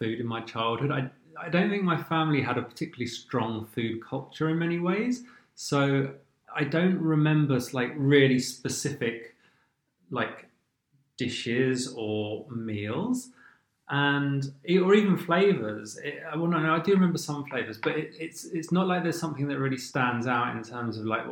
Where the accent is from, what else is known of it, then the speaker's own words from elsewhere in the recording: London, United Kingdom; I grew up on the very edge of southwest London, nowhere near the coast